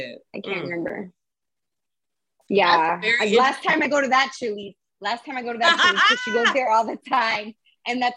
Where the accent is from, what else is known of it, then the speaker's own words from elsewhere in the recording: Tampa, Florida, United States; I'm still from Timbo